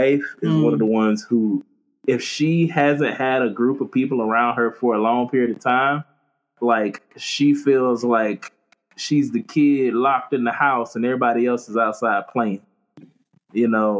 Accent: Florida, United States; moved away; also born or lived in Charleston, South Carolina; I'm from Florida.

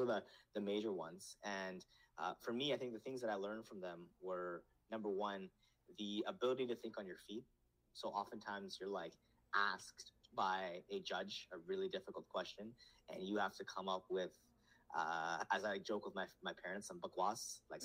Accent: Canada; also born or lived in Nepal; I grew up in Canada, but I'm in a household in Nepali

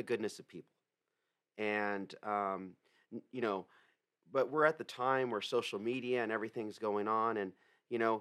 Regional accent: San Diego, California, United States; I was born and raised in La Jolla

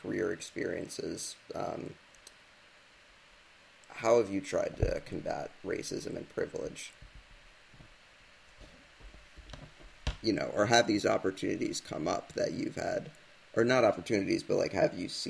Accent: United States

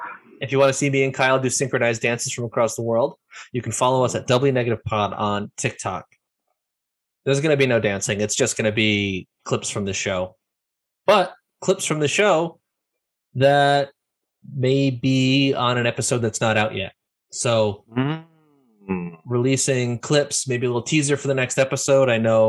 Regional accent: Ireland; have these hands so I can be Italian, even though I'm Irish.

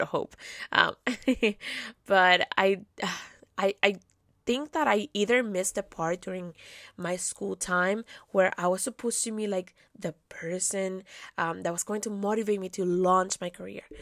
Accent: Caracas, Capital District, Venezuela; moved away; I was born and raised in Caracas, Venezuela

